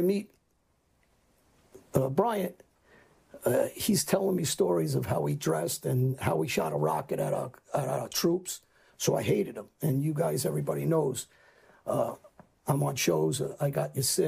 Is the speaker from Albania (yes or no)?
yes; Albania; I'm Muslim. My family's Muslim. I'm from Albania.